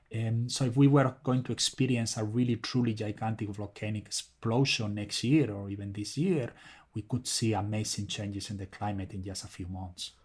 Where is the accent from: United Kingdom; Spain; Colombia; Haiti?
Spain; moved away; I'm originally from Spain, as probably you can tell from my name